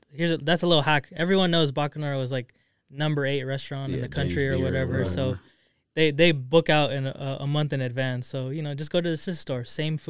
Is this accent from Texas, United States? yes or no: no; Los Angeles, California, United States; now in Arizona; actually grew up in L.A.